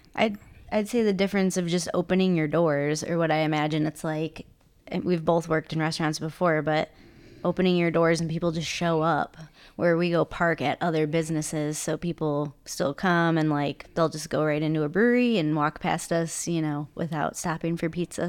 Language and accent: English; Chicago suburbs, Illinois, United States; moved away; I'm from the Chicago suburbs